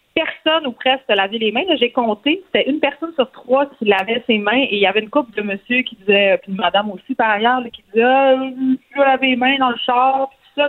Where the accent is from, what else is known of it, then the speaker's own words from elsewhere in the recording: Montreal, Quebec, Canada; on vient de Montréal